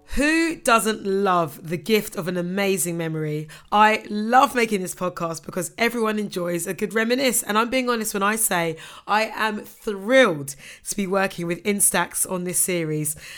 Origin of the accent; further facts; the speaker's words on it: Ghana; as a Ghanaian